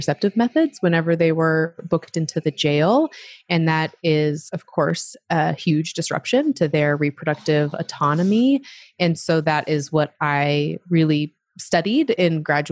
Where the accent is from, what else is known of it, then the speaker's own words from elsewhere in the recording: Utah, United States; also born or lived in Arizona / Oregon / Europe / Australia; So born in Arizona, but also raised for a bit in Oregon. And then my family moved to Utah when I was 9.